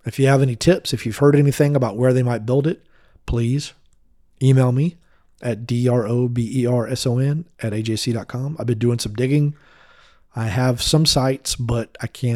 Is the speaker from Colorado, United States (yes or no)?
no; Mableton, Georgia, United States; I grew up in Mableton